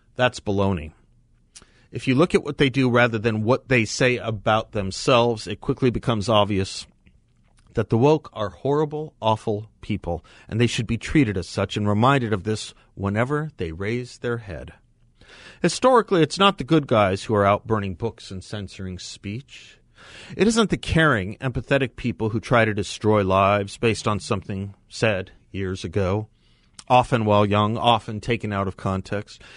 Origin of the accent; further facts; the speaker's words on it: United States; aren't we Americans